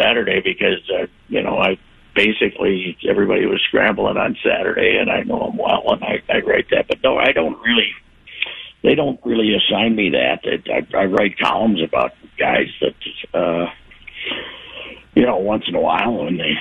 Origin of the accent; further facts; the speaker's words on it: Minnesota, United States; to be a Minnesotan